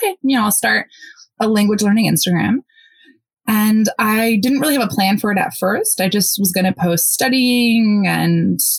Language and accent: English; United States; first language Polish; English is a second language; I grew up speaking both Polish and English in the US. Polish was my first language, went to school in English.